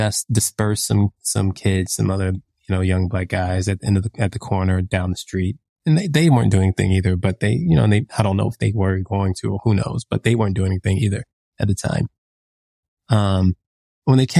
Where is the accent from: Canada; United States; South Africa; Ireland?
United States; I think of myself as a Black American